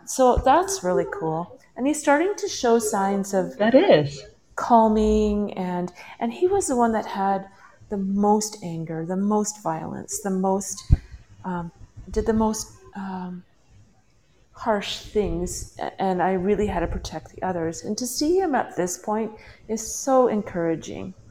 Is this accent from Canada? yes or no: yes; British Columbia, Canada; now in Mexico; I'm in Mexico right now, but I, am uh, from British Columbia